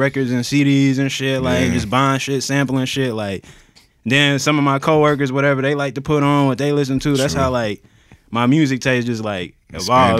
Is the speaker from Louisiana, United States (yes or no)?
yes; New Orleans, Louisiana, United States; I was born in New Orleans, so it's like I got some kind of connection to it